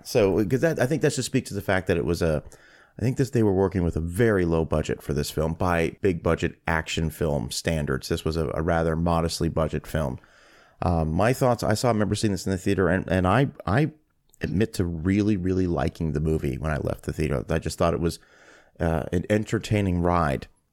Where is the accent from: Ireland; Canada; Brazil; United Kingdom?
Canada; as a Canadian